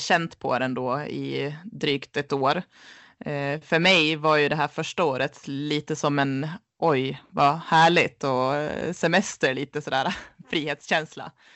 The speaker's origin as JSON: {"language": "Swedish", "town": "Leksand", "region": "Dalarna County", "country": "Sweden", "tie": "born or raised there", "moved": "as an adult", "said": "uppväxt här i Leksand"}